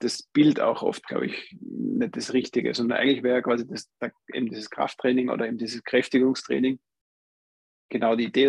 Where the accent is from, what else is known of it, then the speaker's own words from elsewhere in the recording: Austria; hier bei uns in Österreich